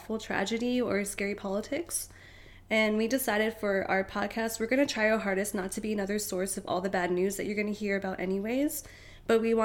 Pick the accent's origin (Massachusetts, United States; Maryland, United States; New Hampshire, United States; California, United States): California, United States; Southern; I'm from Southern California